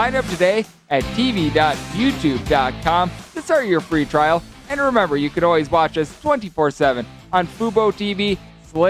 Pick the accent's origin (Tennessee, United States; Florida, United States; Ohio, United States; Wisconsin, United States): Wisconsin, United States; my home state, Wisconsin